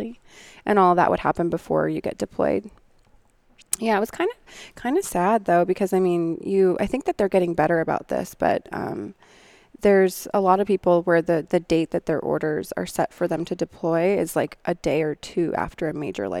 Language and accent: English; Montana, United States; moved away; also born or lived in Wyoming / Seattle, Washington; Growing up in Montana, I alluded to the trailer park